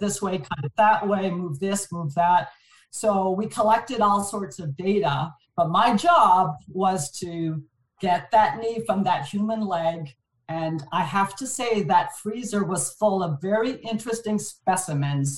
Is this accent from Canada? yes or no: yes; Montreal, Quebec, Canada; first language French; English is a second language; moved away as an adult; now in Vancouver, Canada; born and raised in Montreal, my, my parents actually come from France. So uh, I'm first generation Canadian. So didn't know a word of English up until kindergarten